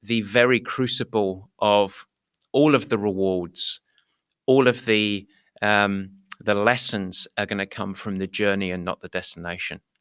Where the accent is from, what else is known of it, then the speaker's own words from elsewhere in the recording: United Kingdom; moved away; I was from Britain